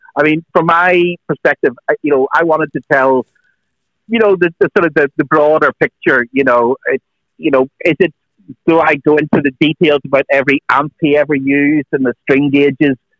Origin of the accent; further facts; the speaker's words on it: Northern Ireland, United Kingdom; I grew up in Northern Ireland